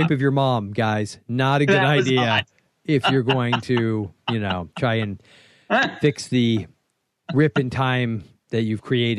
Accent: the South, United States; I was born and raised in the South

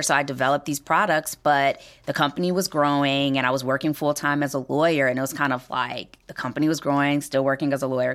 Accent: Detroit, Michigan, United States; moved away as an adult; now in Chicago, United States; I'm originally from Detroit

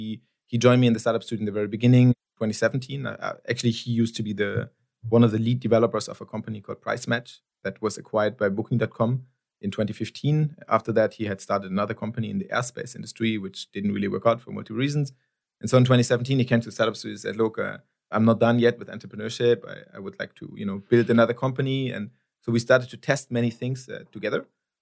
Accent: Nigeria; English is a second language; You know, I'm Nigerian national.

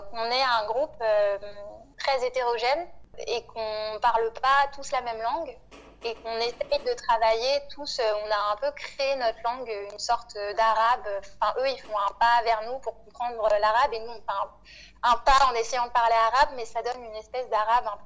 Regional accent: Réunion, France; also born or lived in Madagascar / metropolitan France; Moi, euh, je suis euh, une femme noire. Je suis née à Madagascar. J'ai grandi entre La Réunion et la métropole.

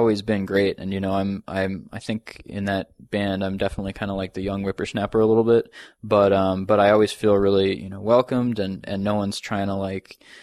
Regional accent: outside of Boston, Massachusetts, United States; moved away as an adult; also born or lived in Indiana; now in New York, United States; I grew up outside of Boston

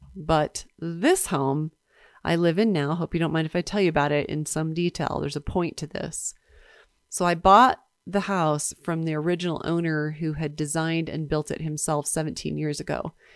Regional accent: East Coast, United States; now in Park City, United States; I grew up in the East Coast

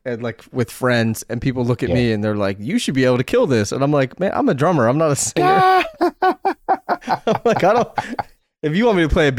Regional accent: Pennsylvania, United States; I consider myself a Philadelphian, I grew up outside of Philly, but I'm a Philly guy, through and through.

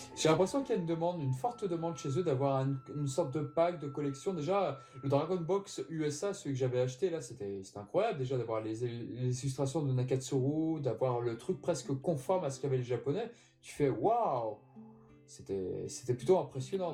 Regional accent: France; chez nous en France

